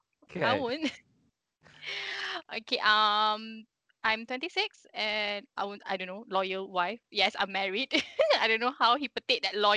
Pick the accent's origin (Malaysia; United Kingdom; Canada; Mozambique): Malaysia; Shah Alam, Selangor; I grew up in Shah Alam, so okay.